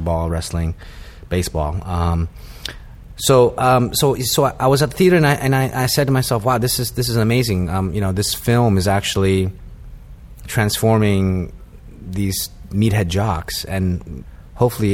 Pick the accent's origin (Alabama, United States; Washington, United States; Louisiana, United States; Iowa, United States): Washington, United States; Vancouver; moved away as an adult; also born or lived in Seattle / New Haven / New York City; I grew up in Washington State, Vancouver, Washington, which is essentially Portland, Oregon.